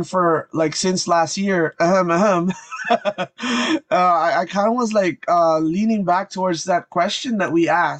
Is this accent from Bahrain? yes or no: no; Canada; I'm from Canada